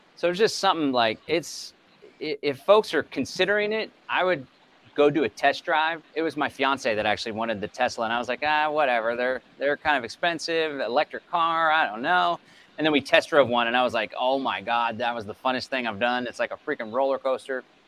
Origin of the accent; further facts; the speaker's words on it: Bastrop County, Texas, United States; I hail from Bastrop County, Texas